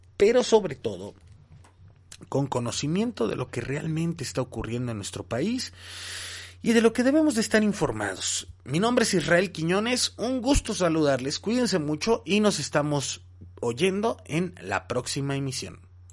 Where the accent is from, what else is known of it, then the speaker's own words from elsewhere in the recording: Mexico; todos fuimos testigos como mexicanos